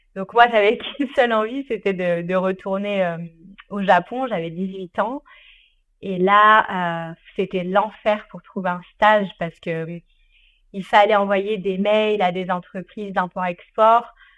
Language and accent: French; Ardèche, Auvergne-Rhône-Alpes, France; j'ai grandi en Ardèche